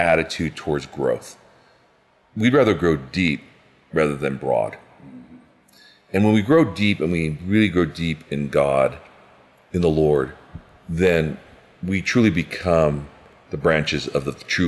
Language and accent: English; United States; I'm Asian American